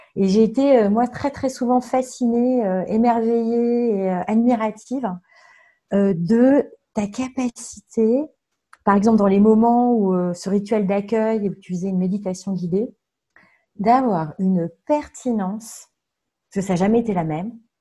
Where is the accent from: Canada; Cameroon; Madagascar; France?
France; Tours, Centre-Val de Loire; also born or lived in Nanterre; now in Langeais, France; j'ai grandi à Tours